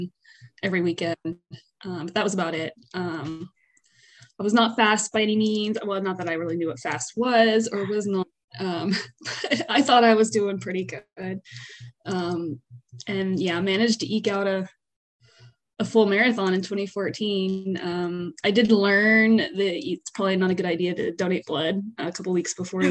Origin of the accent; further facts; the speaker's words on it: Northeast Texas, United States; moved away as an adult; also born or lived in Pharr, Texas; now in Houston, United States; I was actually born in a very small town called Farr. It's close to Brownsville in South Texas. Grew up mostly in Northeast Texas. I'm learning to say Northeast, around like Tyler and Longview area